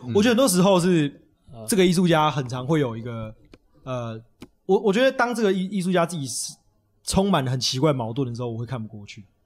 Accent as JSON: {"language": "Chinese", "region": "Taipei", "country": "Taiwan", "tie": "born or raised there", "also_born_or_lived": "Beitou"}